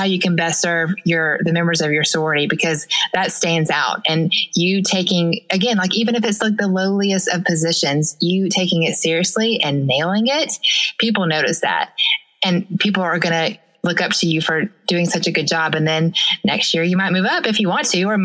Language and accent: English; the South, United States; I'm from the South, so therefore I am a Christian